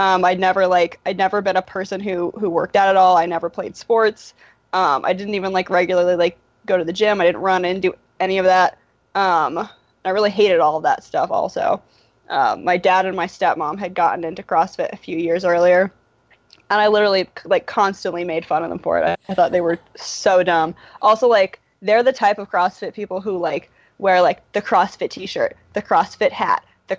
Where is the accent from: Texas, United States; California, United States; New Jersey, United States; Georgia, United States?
California, United States; Berkeley; now in Philadelphia, United States; I grew up in Berkeley